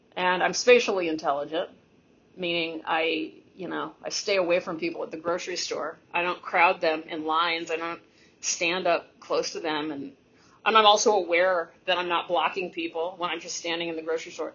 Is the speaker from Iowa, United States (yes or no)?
no; Texas, United States; a Texan university student